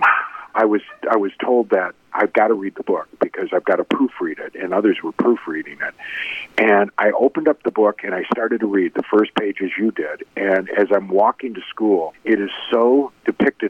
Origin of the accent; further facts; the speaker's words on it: Pontiac, Michigan, United States; also born or lived in Chicago; I grew up outside Detroit in Pontiac, Michigan